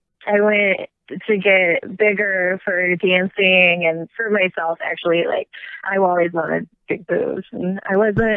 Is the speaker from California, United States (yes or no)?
no; Detroit, Michigan, United States; The Detroit. Michigan area.